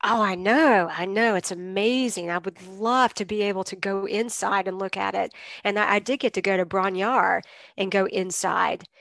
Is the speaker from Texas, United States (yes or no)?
no; Greenville, North Carolina, United States; now in Asheville, United States; I grew up in Greenville, North Carolina, which is in Eastern North Carolina